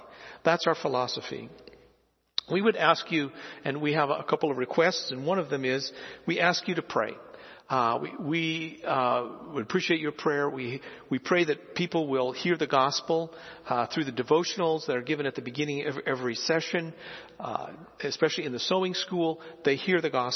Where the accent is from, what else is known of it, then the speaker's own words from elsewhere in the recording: Philippines; moved away; I grew up in the Philippines and saw rice being produced all the time